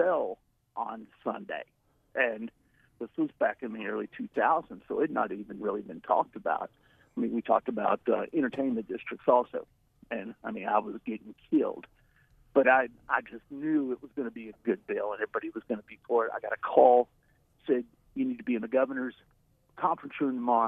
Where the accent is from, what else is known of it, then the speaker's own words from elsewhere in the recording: South Arkansas, United States; I grew up in South Arkansas